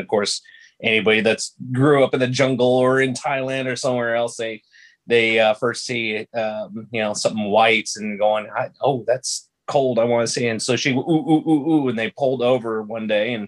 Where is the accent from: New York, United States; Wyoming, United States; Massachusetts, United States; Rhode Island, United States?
Wyoming, United States; Laramie; moved away as an adult; Born and raised in the Gem City of Laramie, Wyoming, July 7th, 1977